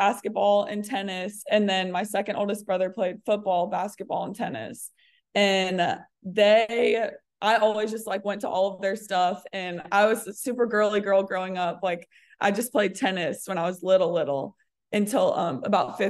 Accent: Diamondhead, Mississippi, United States; also born or lived in New Orleans, Louisiana; I was born in New Orleans, but lived and grew up in Diamond Head, Mississippi, which is on the Gulf Coast of Mississippi

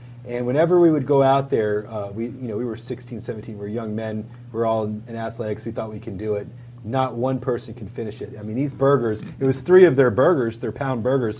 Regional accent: Gainesville, Florida, United States; So I was born and raised on Mill Hopper Road, which is not too far from Alachua.

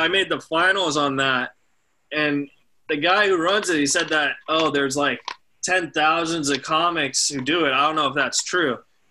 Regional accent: California, United States; also born or lived in Texas; I was born in Texas, but I consider myself a Californian because I've been here my entire life

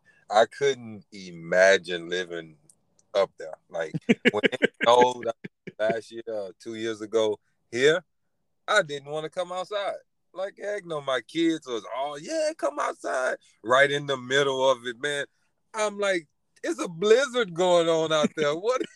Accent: Louisiana, United States; now in Texas, United States; I'm from Louisiana, so I'm used to the hurricanes and stuff like that.

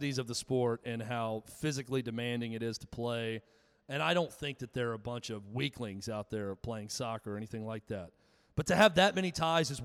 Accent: United States

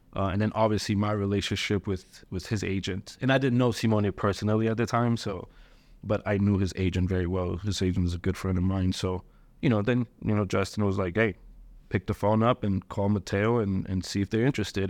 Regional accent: Ethiopia; moved away; I was born in Ethiopia

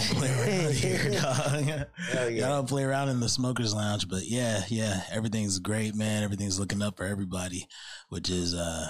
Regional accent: Chicago, Illinois, United States; also born or lived in Arizona; now in Sacramento, United States; they know I'm from Chicago

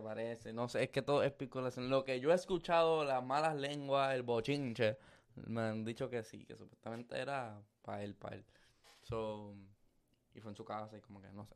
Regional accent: Luquillo, Puerto Rico; also born or lived in Fajardo; yo soy de Luquillo y de Fajardo

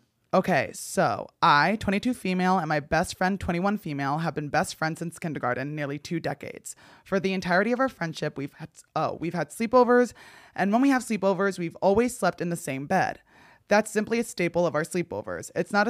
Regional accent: New Jersey, United States; So I don't want to say what town I grew up in New Jersey, but there was a reservoir in my town known for UFO sightings.

